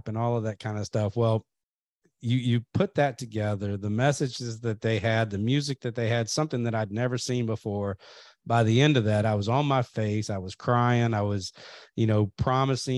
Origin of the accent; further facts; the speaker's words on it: Kentucky, United States; I grew up in Kentucky